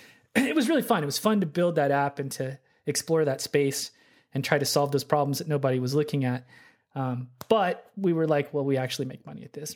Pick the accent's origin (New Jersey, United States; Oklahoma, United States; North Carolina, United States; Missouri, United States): Oklahoma, United States; Oklahoma City; moved away as an adult; now in Seattle, United States; I grew up in Oklahoma City